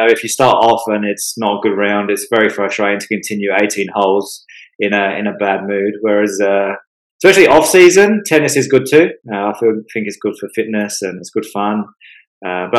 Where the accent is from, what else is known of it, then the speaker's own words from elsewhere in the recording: England, United Kingdom; now in Australia; I'm also from England